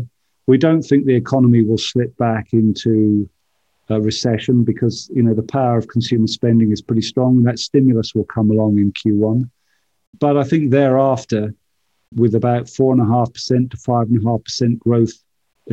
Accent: United Kingdom; now in United States; As a Brit living in America

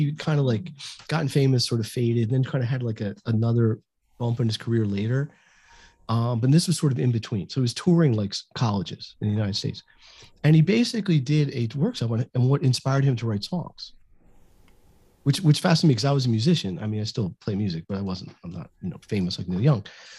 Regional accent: Canada; Guess who? We're Canadian.

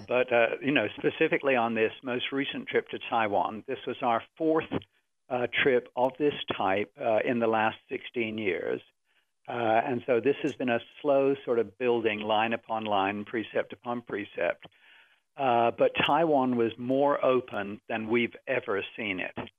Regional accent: England, United Kingdom; now in United States; as an Englishman

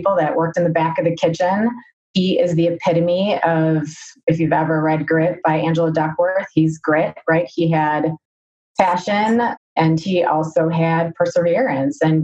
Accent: Chicago, Illinois, United States; also born or lived in Darien, Illinois / Washington, D.C.; Born in Chicago, then moved to Darien. Daughter of immigrants

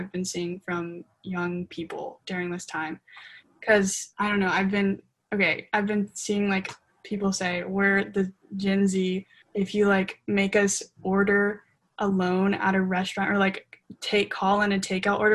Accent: Mississippi, United States; I grew up in Mississippi

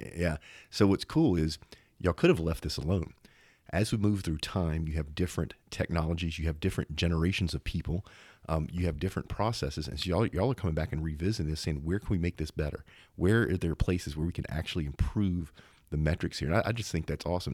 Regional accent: Zachary, Louisiana, United States; not too far from where I grew up in Zachary, Louisiana

